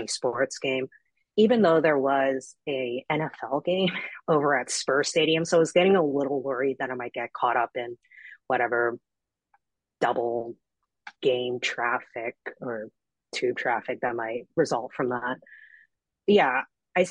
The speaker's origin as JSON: {"language": "English", "town": "Vancouver", "region": "British Columbia", "country": "Canada", "said": "I'm from Vancouver, so it's the warmest part of Canada"}